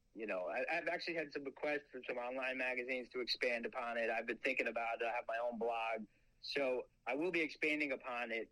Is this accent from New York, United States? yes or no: yes; Long Island, New York, United States; I would grow up on Long Island